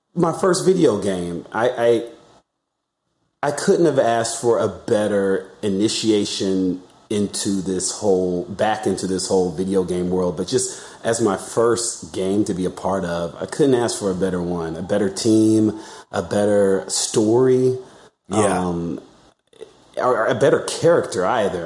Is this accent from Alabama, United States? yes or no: yes; Alabama, United States; now in Los Angeles, United States; I'm from Alabama, so I know I know that area